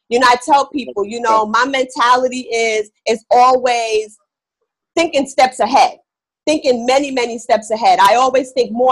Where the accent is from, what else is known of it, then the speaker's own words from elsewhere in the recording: New York, United States; Like I said, I'm from New York, so you know that's a hustle.